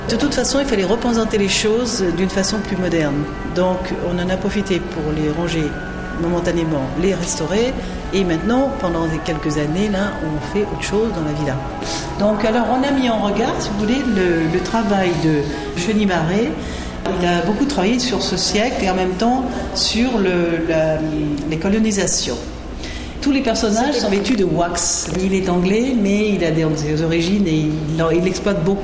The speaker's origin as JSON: {"language": "French", "country": "Monaco", "said": "Oui, je suis monégasque moi mais il n'y a pas que des monégasques au musée"}